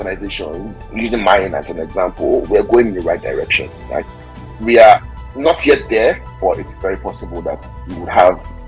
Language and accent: English; Nigeria; from being a Nigerian perspective